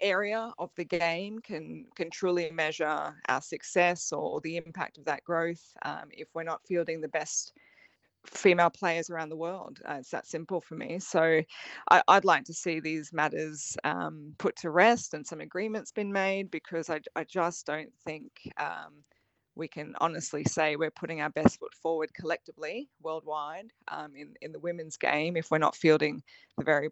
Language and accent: English; Queensland, Australia; I'm a Queenslander